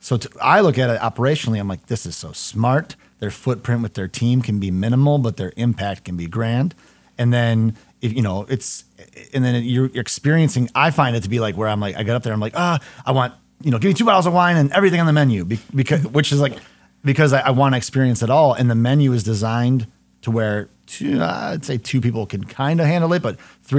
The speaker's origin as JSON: {"language": "English", "town": "Howell", "region": "Michigan", "country": "United States", "tie": "born or raised there", "said": "I grew up in Howell north of Ann Arbor."}